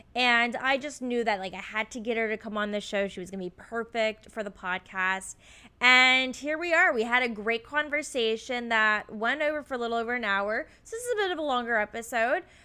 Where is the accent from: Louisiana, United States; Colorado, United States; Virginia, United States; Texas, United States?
Virginia, United States; Richmond; moved away as an adult; now in Oregon, United States; here in Richmond, which is my hometown